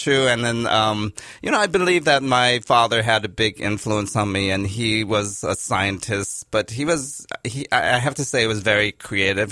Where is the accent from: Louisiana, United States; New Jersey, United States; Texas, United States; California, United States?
California, United States; Los Angeles; also born or lived in New York City; I was born in Los Angeles, and I'm a third generation Japanese American